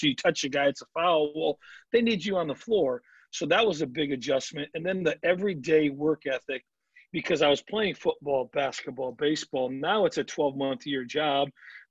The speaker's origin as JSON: {"language": "English", "region": "Midwest", "country": "United States", "tie": "born or raised there", "said": "growing up in the Midwest, there's only so much soft toss indoors, so much BP indoors."}